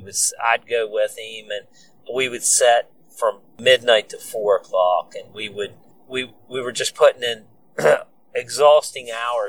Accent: Hagerstown, Maryland, United States; I came back to my home county of Washington County, which is near Hagerstown, Maryland.

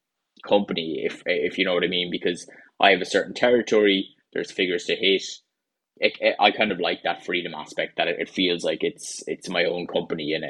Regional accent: Carlow, Leinster, Ireland; moved away as an adult; also born or lived in Galway; now in Wexford, Ireland; I'm currently living in Wexford in the southeast of Ireland. And I'm originally from Carlow.

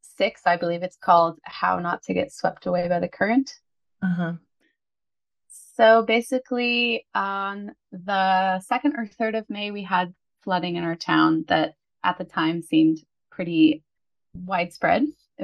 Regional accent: Oregon, United States; moved away as an adult; also born or lived in California / Pennsylvania / Colorado; now in Italy; Because I'm a bit nomadic. So I grew up on the West Coast. I was born in California. I grew up in Oregon. First year of university I did in Oregon. And then I decided to go to Pennsylvania for a year. Then I moved to Colorado to fight wildfires.

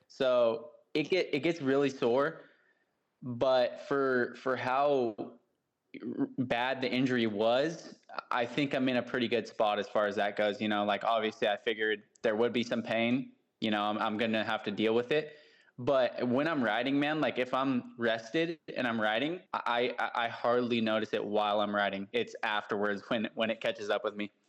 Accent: about an hour from San Francisco, California, United States; now in Southern California, United States; I grew up about an hour from there

